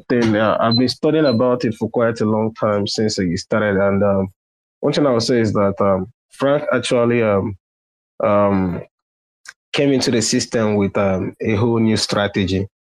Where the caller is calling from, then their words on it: Nigeria; I'm listening from Nigeria already. It's 11:33 p.m. on my side.